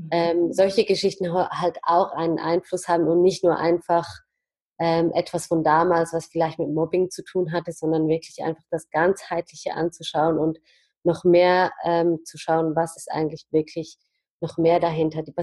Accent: Zurich, Switzerland; und ich bin aus Zürich, hier aufgewachsen und geboren

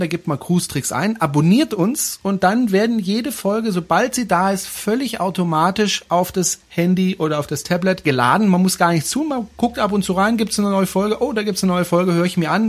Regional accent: Baden-Württemberg, Germany; now in Swabia, Germany; bin ja eigentlich aus Baden, aber ich wohne ja in Schwaben

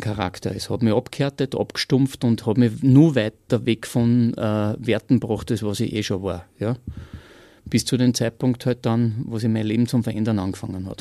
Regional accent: Austria; bei uns in Österreich

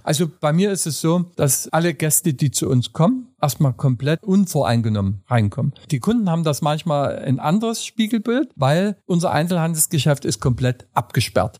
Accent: Saxony, Germany; accent: Saxon; also born or lived in Berlin; now in Dresden, Germany

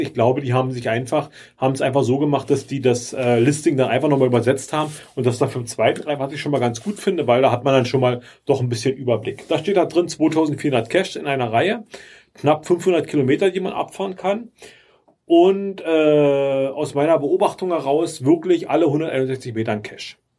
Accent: Germany; als Deutscher ist man echt ein bisschen, ein bisschen sprachlich verloren

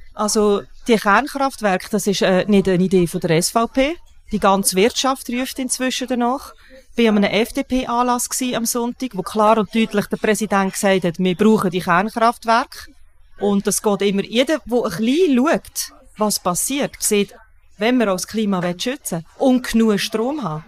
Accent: Switzerland; bei uns in der Schweiz

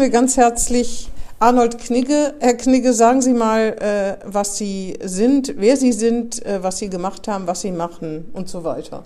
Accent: Northern Hesse, Germany; da, wo ich herkomme, in Nordhessen

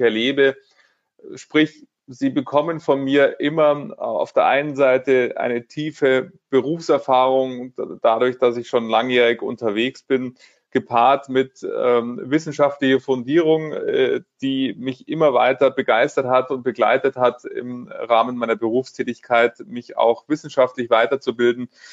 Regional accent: Munich, Bavaria, Germany; Ich lebe in München, bin Münchner äh, und von dem her ist das auch weiterhin meine Heimatsparkasse

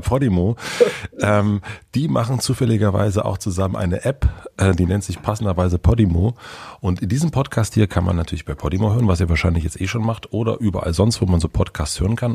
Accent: East Germany, Germany; bei uns im Osten

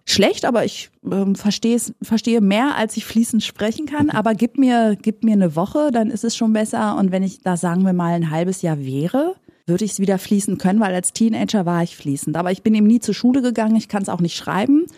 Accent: North Rhine-Westphalia, Germany; ich bin tatsächlich in Nordrhein-Westfalen geboren und nicht in Griechenland

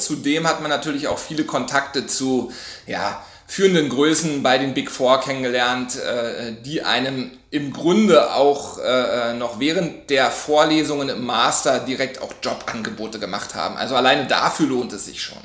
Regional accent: Berlin, Germany; also born or lived in Hamburg; ich bin Berliner, habe damals aber in Hamburg gelebt und gearbeitet

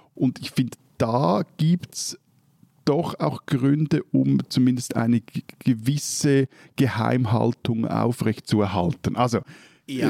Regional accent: Switzerland; bei uns in der Schweiz

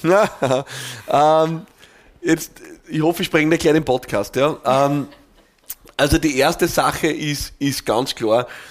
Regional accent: Austria; bei uns in Österreich

